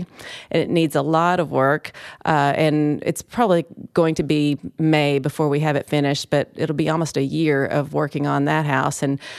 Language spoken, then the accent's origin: English; Martin, Tennessee, United States; And I'm originally from West Tennessee, and I lived away for a long time.